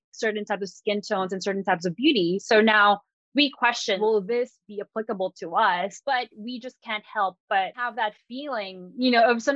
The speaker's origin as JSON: {"language": "English", "country": "Philippines", "said": "as a Filipina"}